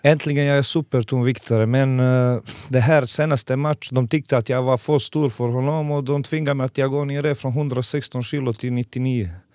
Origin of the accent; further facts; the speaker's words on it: Montenegro; Swedish is a second language; moved away as an adult; now in Eskilstuna, Sweden; Jag kommer från Montenegro, gamla Jugoslavien